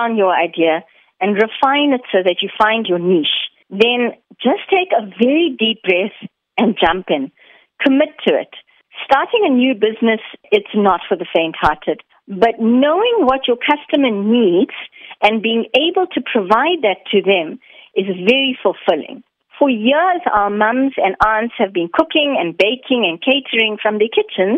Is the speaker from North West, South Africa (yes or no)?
no; Umhlanga, KwaZulu-Natal, South Africa; as an Indian South African